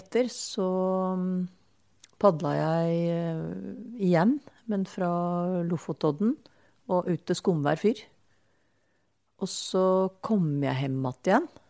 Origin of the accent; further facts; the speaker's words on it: Eastern Norway, Norway; moved away; jeg er fra Østlandet